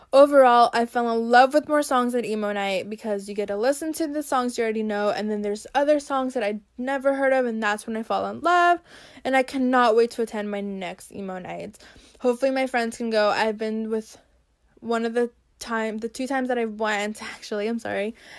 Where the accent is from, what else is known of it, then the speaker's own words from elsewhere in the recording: Brazil; now in United States; I was born in Brazil, and now I live in the U S.